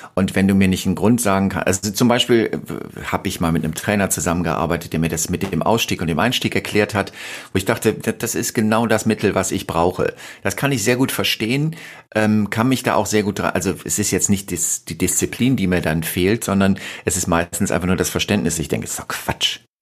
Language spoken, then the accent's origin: German; Rhineland, Germany; moved away; also born or lived in Berlin; Ich bin im Rheinland groß geworden.